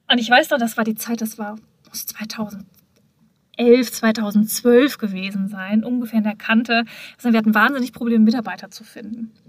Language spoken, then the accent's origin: German; Hamm, North Rhine-Westphalia, Germany; wir waren ja damals mit der Unternehmung in Hamm, meiner Geburtsstadt, meiner Heimat